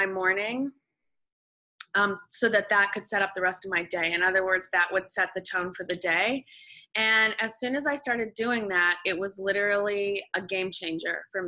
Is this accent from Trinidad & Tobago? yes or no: no; Canada; moved away as an adult; now in Los Angeles, United States; I'm Canadian, living in the States.